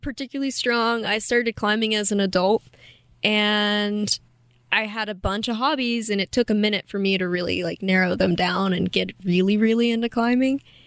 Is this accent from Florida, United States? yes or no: no; Kentucky, United States; moved away as an adult; now in Moab, United States; I'm originally from Kentucky